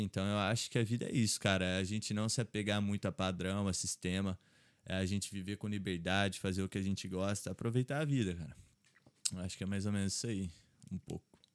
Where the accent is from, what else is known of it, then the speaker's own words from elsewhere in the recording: Três Corações, Minas Gerais, Brazil; also born or lived in Poços de Caldas, Brazil; now in Ireland; eu nasci em Três Corações, aí eu morei lá até os 10 anos. Aí depois meu pai foi trabalhar em Poços de Caldas, que é uma hum. cidade ali em Minas